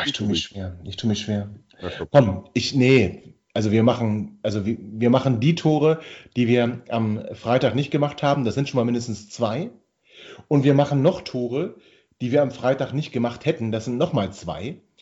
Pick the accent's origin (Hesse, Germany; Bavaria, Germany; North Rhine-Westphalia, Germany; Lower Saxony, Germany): Lower Saxony, Germany; Hanover; als Hannoveraner